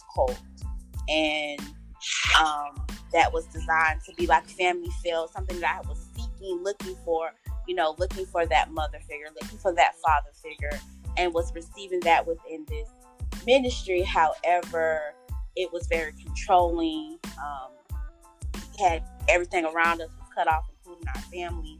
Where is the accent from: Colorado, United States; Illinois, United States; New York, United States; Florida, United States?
Florida, United States; Tallahassee; I was raised in Tallahassee